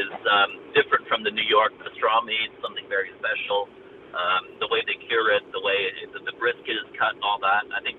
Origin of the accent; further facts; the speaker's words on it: Montreal, Quebec, Canada; now in United Arab Emirates; my hometown, Montreal.